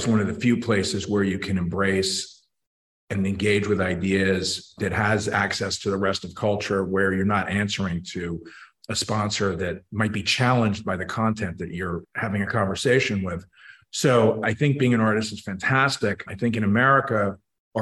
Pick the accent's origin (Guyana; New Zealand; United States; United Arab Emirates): United States; New York City, New York; moved away as an adult; also born or lived in rural Connecticut; now in Connecticut, United States; As a city kid, I grew up in Manhattan